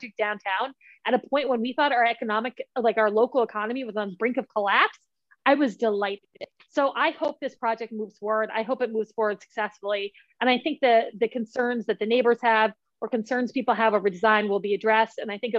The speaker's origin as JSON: {"language": "English", "town": "New York City", "region": "New York", "country": "United States", "tie": "born or raised there", "moved": "yes", "lives_now": "Saratoga Springs, United States", "said": "I grew up in New York City"}